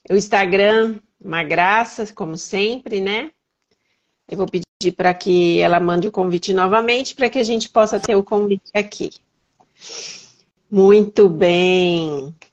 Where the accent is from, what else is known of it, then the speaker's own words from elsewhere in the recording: São Paulo, Brazil; now in Minas Gerais, Brazil; Eu sou paulistana, apesar de morar em Minas.